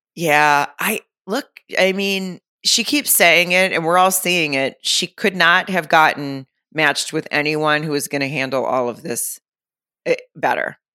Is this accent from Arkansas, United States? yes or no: yes; Arkansas, United States; moved away; my hometown in Arkansas